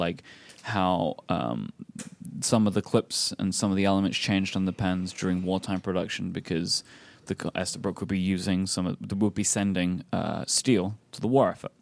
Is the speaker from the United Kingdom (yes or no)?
yes; England, United Kingdom; as an English person